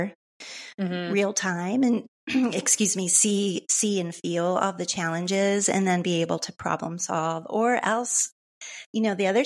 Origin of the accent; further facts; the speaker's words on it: Midwest, United States; moved away as an adult; now in Boulder, United States; When I moved to Colorado from the Midwest, in my mid-20s